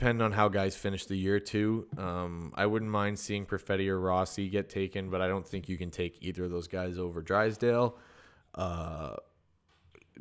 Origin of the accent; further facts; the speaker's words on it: Sudbury, Ontario, Canada; I'm from Sudbury